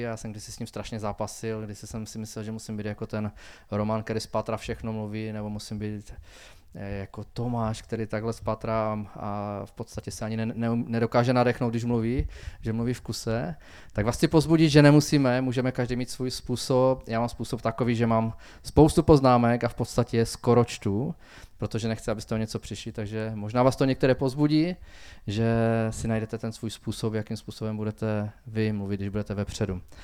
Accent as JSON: {"language": "Czech", "town": "Frýdek-Místek", "region": "Moravian-Silesian Region", "country": "Czechia", "tie": "born or raised there", "said": "Narodil jsem se ve Fritkumisku už v roce 1975."}